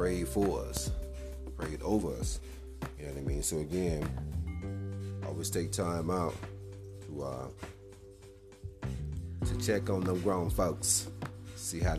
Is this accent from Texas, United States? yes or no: no; West Point, Mississippi, United States; now in Denver, United States; I'm originally from Mississippi